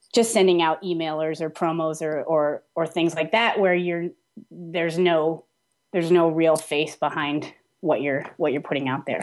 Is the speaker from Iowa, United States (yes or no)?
no; Vermont, United States; I grew up in Vermont